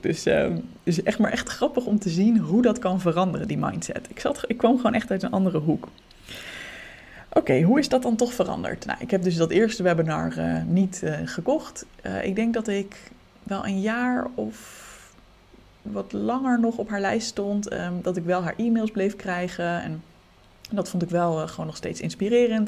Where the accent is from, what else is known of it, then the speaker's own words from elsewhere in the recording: Leiden, South Holland, Netherlands; we bleken allebei uit Leiden te komen